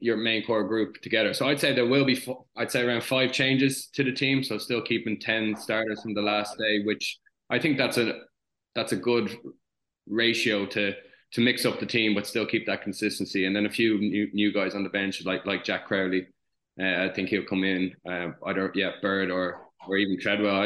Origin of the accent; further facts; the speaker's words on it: Ireland; as an Irish nation